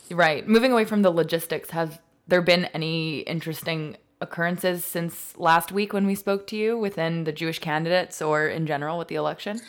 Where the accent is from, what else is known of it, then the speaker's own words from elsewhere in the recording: Montreal, Quebec, Canada; moved away as an adult; now in Toronto, Canada; I grew up in Montreal and went through the whole system.